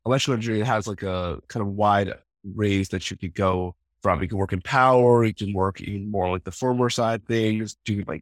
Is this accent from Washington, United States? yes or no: yes; Vancouver, Washington, United States; also born or lived in Portland, Oregon / Seattle, Washington; I grew up in the Vancouver, Washington, Portland, Oregon area, went to school up in Seattle.